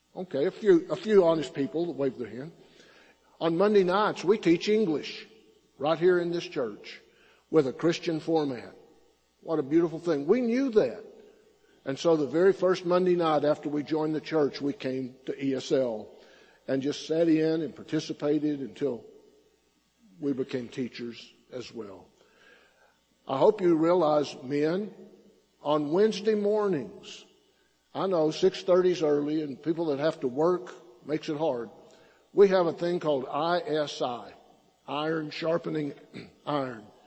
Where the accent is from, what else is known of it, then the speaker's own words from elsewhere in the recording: Silverton, Texas, United States; now in Belton, United States; I grew up in the Texas Panhandle. My hometown is a name, little town named Silverton